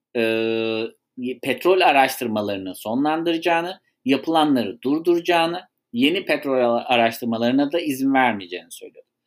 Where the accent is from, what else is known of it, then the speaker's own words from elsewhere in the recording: Sivas, Sivas Province, Turkey; Ben de halktan gelen birisi olarak, bir Sivaslı olarak